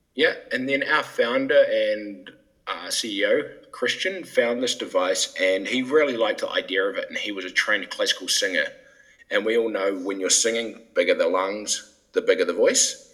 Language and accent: English; New Zealand; moved away as an adult; also born or lived in England; now in Denmark; I'm originally from New Zealand, which is quite a unique place to end up in Denmark.